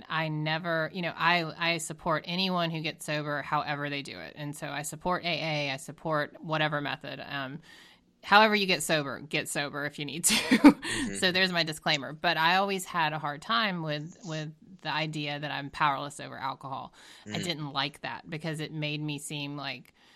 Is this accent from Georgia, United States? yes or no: yes; Georgia, United States; now in Boston, United States; I'm from Georgia